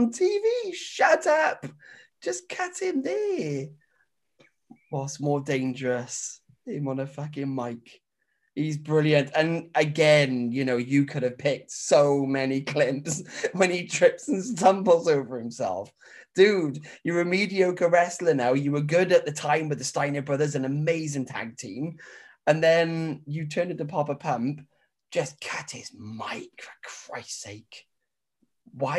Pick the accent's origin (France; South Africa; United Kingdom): United Kingdom; Welsh, Wales; We are two Welsh brothers